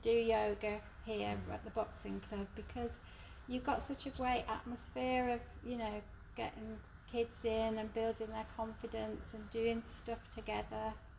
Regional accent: Birmingham, West Midlands, United Kingdom; where I was brought up in Birmingham, in Saltley, my mum ran a shop in Saltley

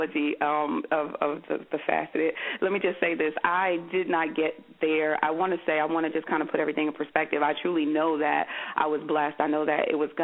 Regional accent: Paterson, New Jersey, United States; I was born and raised in Paterson, New Jersey

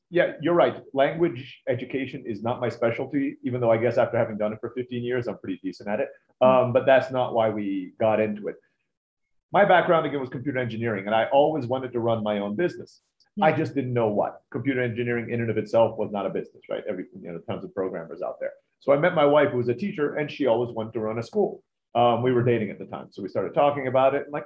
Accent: Turkey; also born or lived in Philippines; I was born in the Philippines, grew up in Turkey.

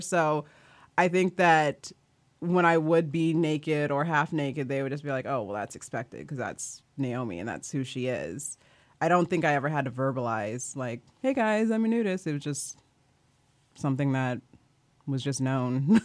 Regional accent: Kansas, United States; I grew up in Kansas.

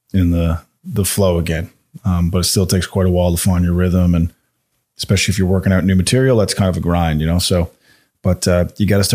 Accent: Newfoundland and Labrador, Canada; also born or lived in Halifax, Canada; now in Calgary, Canada; I'm from Newfoundland, just another province over, a little island off the coast there.

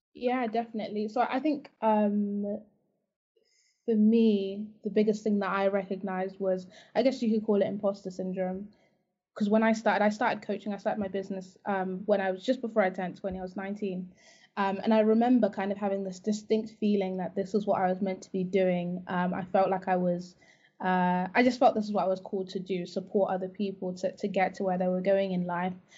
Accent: Zimbabwe; now in United Kingdom; I actually I'm from Zimbabwe

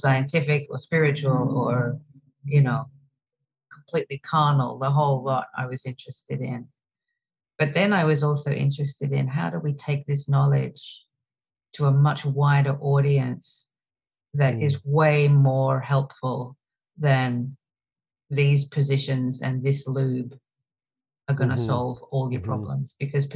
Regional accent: Australia; now in New York City, United States; I'm originally from Australia. And now I live in New York City

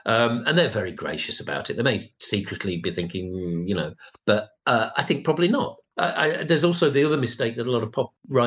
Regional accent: Rotherham, Yorkshire and the Humber, United Kingdom; I grew up in Rotherham, and there were two record shops

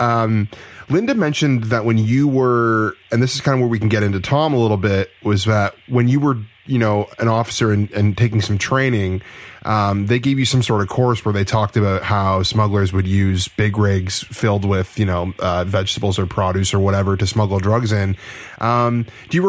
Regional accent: Canada; I'm from Canada up north there

